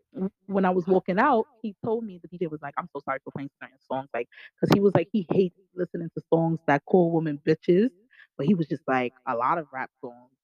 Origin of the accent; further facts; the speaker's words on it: New York, United States; I'm from New York